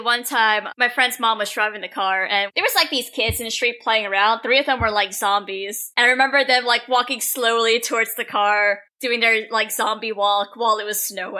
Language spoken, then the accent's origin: English; Pennsylvania, United States; I grew up in Pennsylvania, and if you're from Pennsylvania, you would know that we get some very unpredictable weather up there.